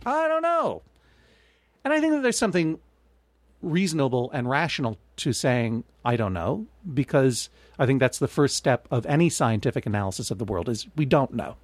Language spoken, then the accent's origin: English; Brookline, Massachusetts, United States; growing up in Brookline, you know, there was that season where it was just a bar mitzvah every weekend